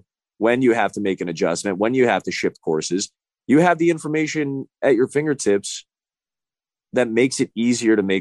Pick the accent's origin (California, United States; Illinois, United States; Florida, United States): Illinois, United States; Chicago; born or raised there